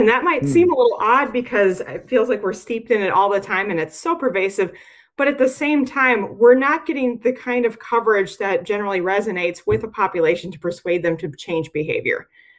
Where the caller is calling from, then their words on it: Murfreesboro, Tennessee, United States; Well, I'm calling in from Murfreesboro, Tennessee